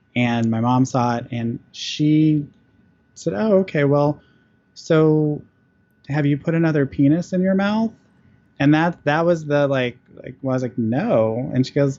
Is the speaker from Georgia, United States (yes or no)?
yes; Georgia, United States; also born or lived in Texas; my family's from Texas, I'm from Georgia